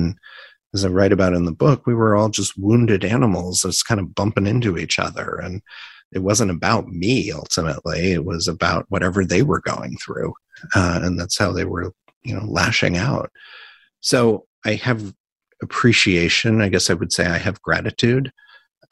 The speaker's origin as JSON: {"language": "English", "region": "Indiana", "country": "United States", "tie": "born or raised there", "also_born_or_lived": "New York", "moved": "yes", "lives_now": "San Francisco, United States", "said": "I grew up in the Midwest in Indiana"}